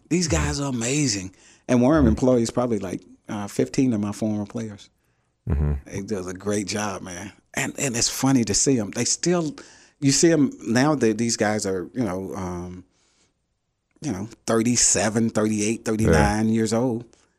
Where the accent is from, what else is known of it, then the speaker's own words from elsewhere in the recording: Macomb, Mississippi, United States; You know, I'm from Macomb, Mississippi.